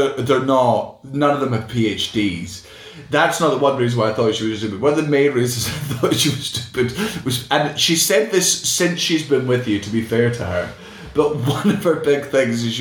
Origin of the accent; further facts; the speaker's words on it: Scotland, United Kingdom; also born or lived in England; We both grew up non-white in Scotland